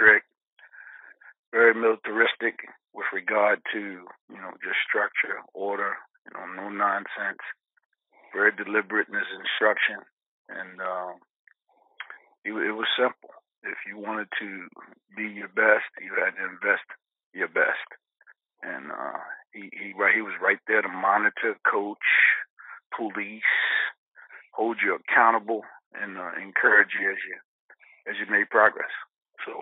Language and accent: English; Jersey City, New Jersey, United States; moved away; growing up in Jersey City